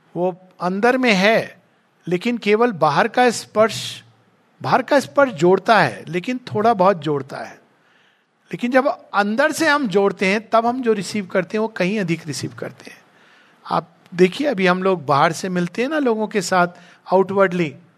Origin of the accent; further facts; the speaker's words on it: India; हम भारत में जन्मे